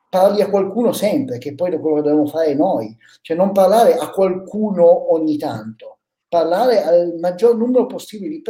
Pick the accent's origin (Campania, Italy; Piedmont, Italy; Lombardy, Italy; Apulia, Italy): Piedmont, Italy; quella che in piemontese si chiama, noi la chiamiamo, la, io sono piemontese, la gramissia fina